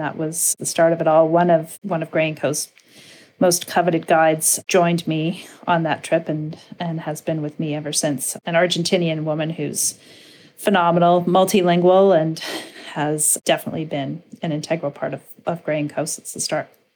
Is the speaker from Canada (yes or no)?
yes; Winnipeg, Manitoba, Canada; growing up in Winnipeg, Manitoba